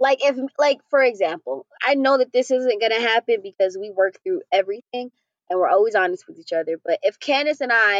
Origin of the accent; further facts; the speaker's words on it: New York, United States; moved away; I'm from New York